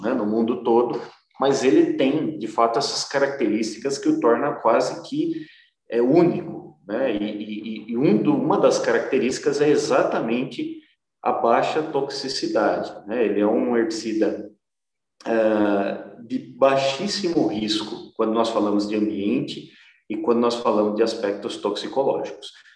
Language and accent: Portuguese; Botucatu, São Paulo, Brazil; eu sou aqui de Botucatu